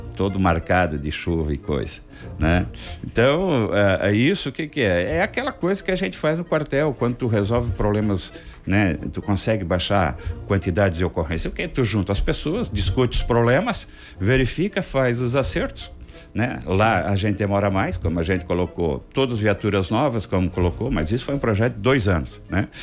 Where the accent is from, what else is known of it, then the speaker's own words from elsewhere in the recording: Nova Veneza, Santa Catarina, Brazil; eu não nasci na cidade de Criciúma, nasci aqui do lado, em Nova Veneza, São Bento É Baixo, distrito